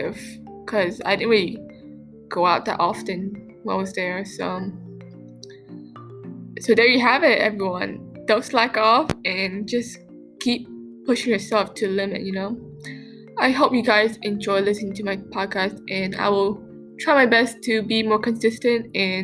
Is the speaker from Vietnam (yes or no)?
yes; Vietnam; now in Canada; I've been back to my hometown country. So it's nice to be back home in Vietnam